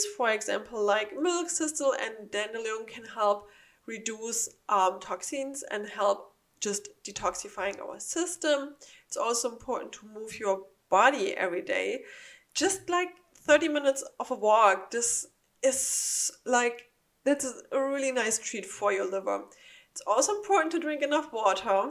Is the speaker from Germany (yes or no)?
yes; Germany; now in United States; I'm from Germany, we don't have something like that there. So when I first arrived in the United States